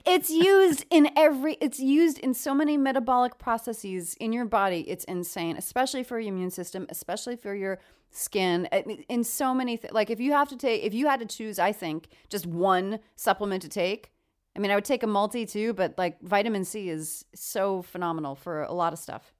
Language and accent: English; New York, United States; now in California, United States; I'm actually from New York